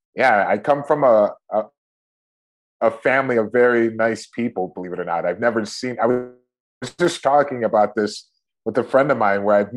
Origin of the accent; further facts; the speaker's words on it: Cleveland, Ohio, United States; moved away as an adult; also born or lived in New York City / Brazil; I grew up in Cleveland, Ohio. And my parents ended up moving to Shaker Heights, an area like a suburb of Cleveland when I was probably around 7 years old